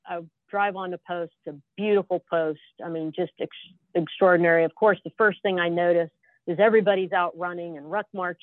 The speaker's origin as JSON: {"language": "English", "region": "Southern California", "country": "United States", "moved": "yes", "said": "I'm from Southern California"}